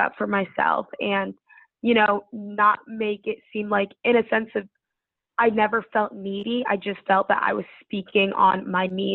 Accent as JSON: {"language": "English", "region": "Connecticut", "country": "United States", "moved": "as an adult", "lives_now": "Washington, D.C., United States", "said": "I'm from Connecticut, so DC was definitely a jump for me"}